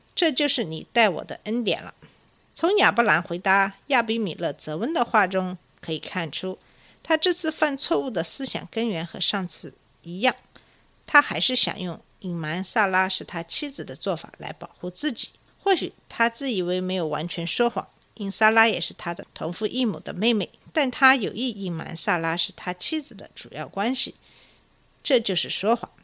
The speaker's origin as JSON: {"language": "Chinese", "country": "China", "said": "我们中国人"}